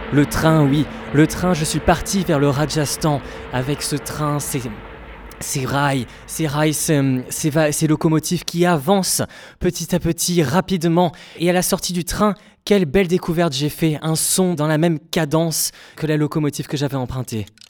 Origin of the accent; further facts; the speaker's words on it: Basque Country, Nouvelle-Aquitaine, France; moved away; J'ai voulu revenir à ma terre natale, le Pays Basque.